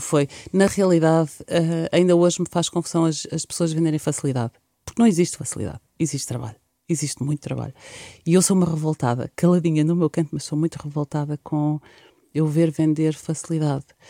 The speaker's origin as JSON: {"language": "Portuguese", "country": "Portugal", "also_born_or_lived": "Leiria"}